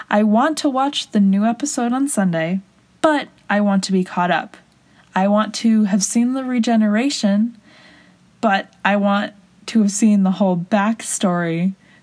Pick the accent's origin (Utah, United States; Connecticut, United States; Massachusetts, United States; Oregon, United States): Massachusetts, United States; Boston; moved away as an adult; now in Orlando, United States; I am originally from Boston, but just recently moved to Orlando, Florida